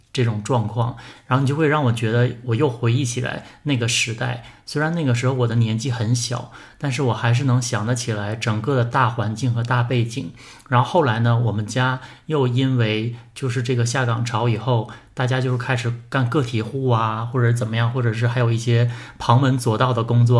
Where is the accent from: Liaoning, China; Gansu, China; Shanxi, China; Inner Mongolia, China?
Liaoning, China; Anshan; 我是鞍山人